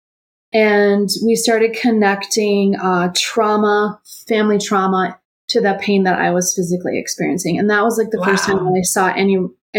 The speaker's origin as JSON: {"language": "English", "town": "Rochester", "region": "Minnesota", "country": "United States", "tie": "born or raised there", "said": "I grew up in Rochester, Minnesota, which is the home of the Mayo Clinic"}